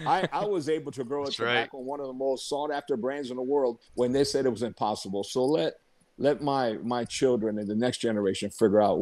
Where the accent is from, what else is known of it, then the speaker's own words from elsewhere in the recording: Tampa, Florida, United States; my hometown where I was born, in Tampa, Florida